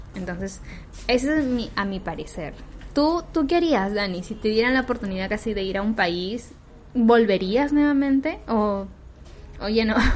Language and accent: Spanish; Peru; como peruanos